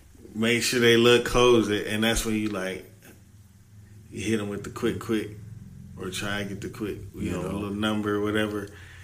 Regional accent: Chattanooga, Tennessee, United States; I'm an hour from Atlanta.

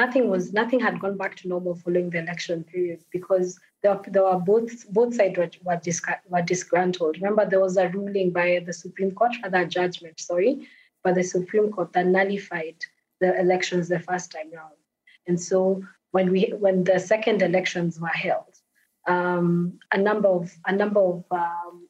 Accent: Kenya; as a Kenyan

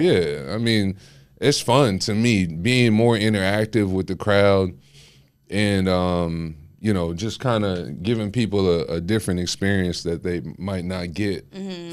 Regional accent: Houston, Texas, United States; also born or lived in West Palm Beach, Florida / Guyana (parents); I've been here my whole life

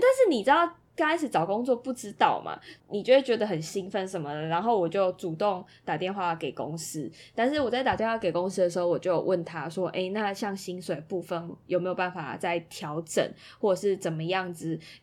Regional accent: southern Taiwan, Taiwan; moved away as an adult; now in Taipei, Taiwan; 从小就一直待在南部了，我都没有到其他外县市去读书过

